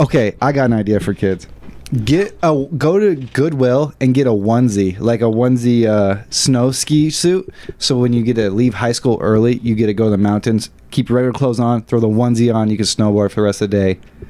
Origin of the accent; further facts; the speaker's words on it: Grand Junction, Colorado, United States; I'm from Grand Junction, Colorado